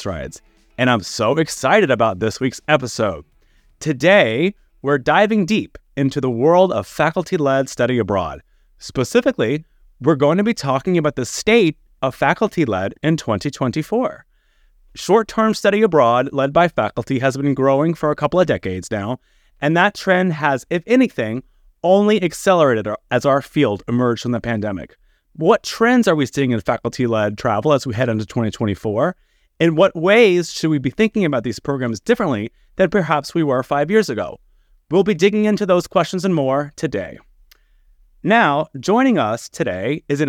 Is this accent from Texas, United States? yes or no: yes; Texas, United States; moved away; my home state of Texas